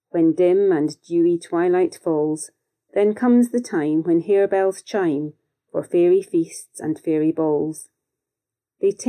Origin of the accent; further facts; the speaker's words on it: Scotland, United Kingdom; As a young girl growing up in Scotland